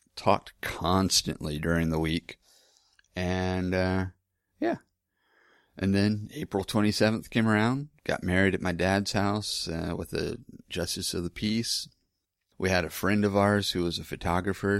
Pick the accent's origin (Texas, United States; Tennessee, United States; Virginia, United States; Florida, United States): Texas, United States; Lake Hills; also born or lived in Houston; I was from Lake Hills, Texas. Um, that's where my dad lives